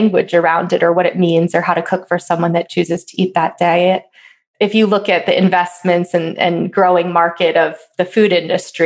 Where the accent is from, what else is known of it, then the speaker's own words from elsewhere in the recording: East Coast, United States; now in Colorado, United States; I grew up on the East Coast